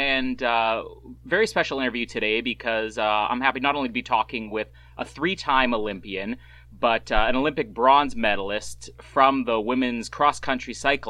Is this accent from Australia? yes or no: no; Canada; being Canadian myself.